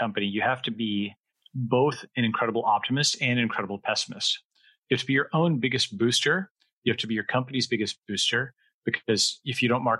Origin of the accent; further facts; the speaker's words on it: East Coast, United States; I grew up on the East Coast